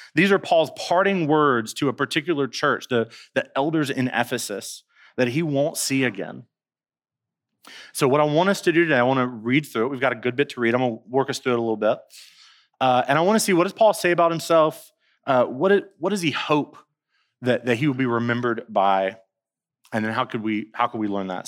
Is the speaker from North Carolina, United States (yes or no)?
yes; Winston-Salem, North Carolina, United States; now in Colombia; I'm from Winston-Salem, North Carolina, and our city is referred to as the Dash